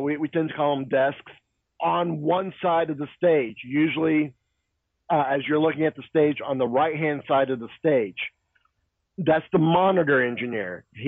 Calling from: Kissimmee, Florida, United States; I am calling from Kissimmee, Florida.

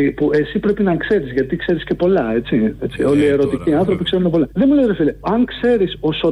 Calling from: Oslo, Norway; θυμάσαι ότι είμαι από Όσλο. Τι είσαι, τι είσαι? Από Όσλο σε παίρνω, από την Νορβηγία.

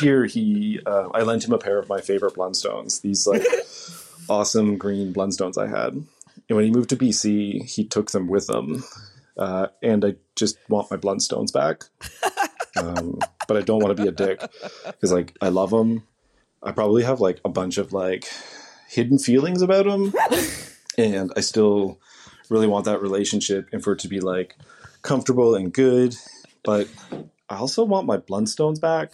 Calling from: Tatamagouche, Nova Scotia, Canada; I'm calling from Tatamagoshi, Nova Scotia.

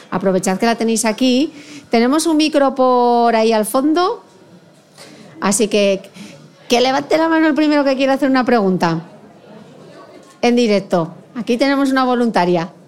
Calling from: Argentina; Hola, soy … desde Argentina.

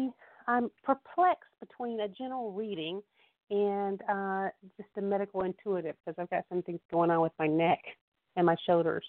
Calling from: North Carolina, United States; I'm from North Carolina.

